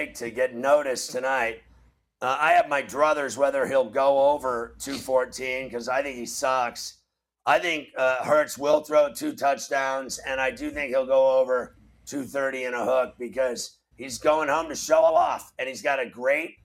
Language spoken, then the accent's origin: English; Pittsburgh, Pennsylvania, United States; I'm from Pittsburgh.